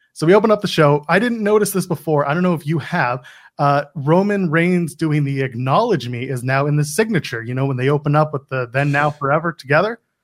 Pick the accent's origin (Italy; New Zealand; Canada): Canada; as a Canadian